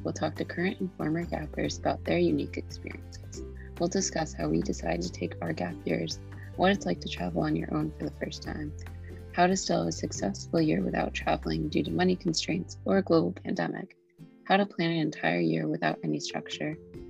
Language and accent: English; Massachusetts, United States; I'm from Massachusetts.